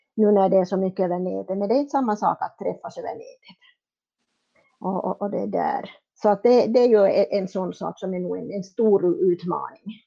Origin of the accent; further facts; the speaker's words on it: Pedersöre, Ostrobothnia, Finland; jag kommer från Pedersöre.